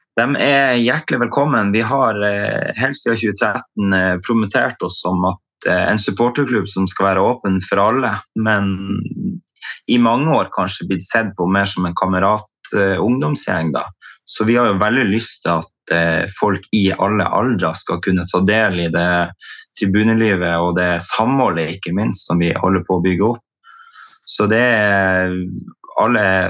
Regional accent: Tromsø, Troms, Norway; født og oppvokst i Tromsø

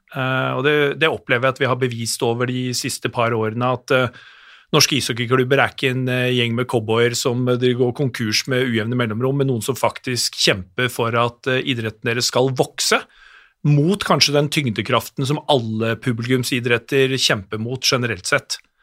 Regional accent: Hamar, Innlandet, Norway; kommer jeg fra Hamar

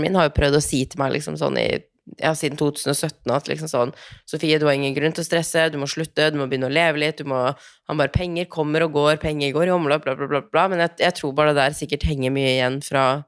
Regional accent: Tromsø, Troms, Norway; moved away; hjemme i Tromsø

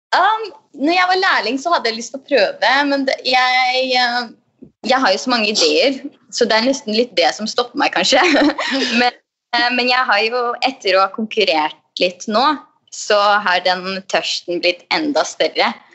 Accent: Østfold, Norway; Jeg er jo fra Østfold

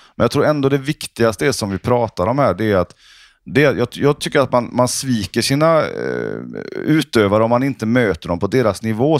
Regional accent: Sweden; Norwegian is a second language; moved away; i Sverige har vi jo det mot Frankrike

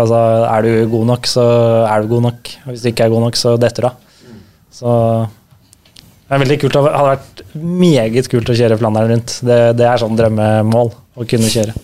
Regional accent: Drøbak, Akershus, Norway; Vi har vokst opp i Drøbak, litt utafor Drøbak sentrum.

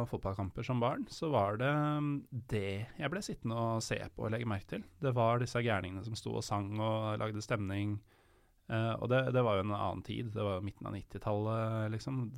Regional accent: Drammen, Buskerud, Norway; Det er viktig med en sånn tynn L. Sånn er det når jeg er fra Drammen.

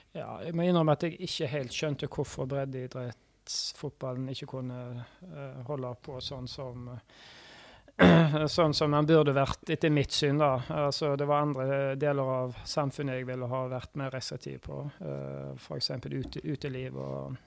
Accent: Haugesund, Rogaland, Norway; also born or lived in Bergen; jeg er oppvokst som Vard-gutt

